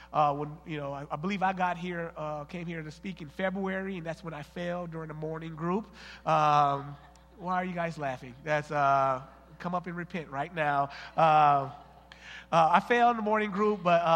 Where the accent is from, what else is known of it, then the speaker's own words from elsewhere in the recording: Flint, Michigan, United States; from Flint, and my wife, Miosha, we've been married for 15 years